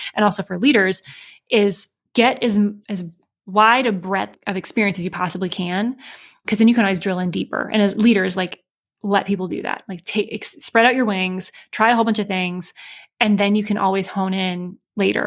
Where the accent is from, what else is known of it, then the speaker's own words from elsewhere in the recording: Michigan, United States; moved away as an adult; also born or lived in Chicago; now in Indianapolis, United States; I grew up in Michigan uh, by way of Chicago for a few years before we moved here um, to Indianapolis